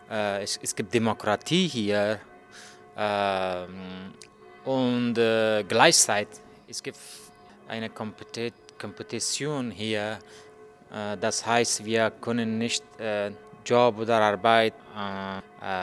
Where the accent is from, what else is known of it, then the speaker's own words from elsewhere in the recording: Afghanistan; German is a second language; moved away as an adult; now in Berlin, Germany; ich komme aus Afghanistan. Äh, ich wohne hier in Berlin seit 23 Monaten. Äh, ich bin 35 Jahre alt.